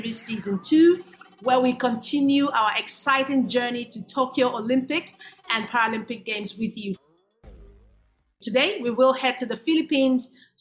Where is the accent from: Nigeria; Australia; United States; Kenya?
Nigeria; I'm from Nigeria, I'm African